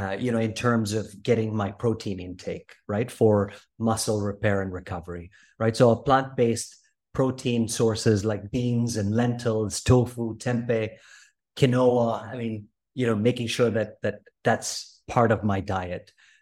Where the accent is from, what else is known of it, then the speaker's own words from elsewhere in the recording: Philippines; So I grew up in Southeast Asia, in the Philippines, 7,111 islands.